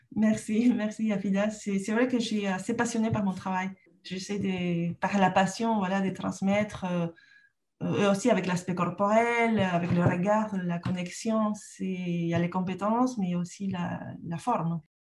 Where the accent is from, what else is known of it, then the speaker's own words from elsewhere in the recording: Lima, Peru; French is a second language; moved away as an adult; also born or lived in Canada; now in France; je, suis née au Pérou, j'ai grandi là-bas